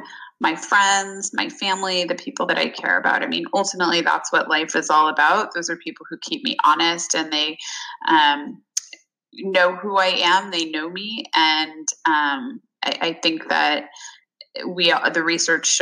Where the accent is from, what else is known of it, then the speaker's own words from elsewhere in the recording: California, United States; the small town where I grew up in California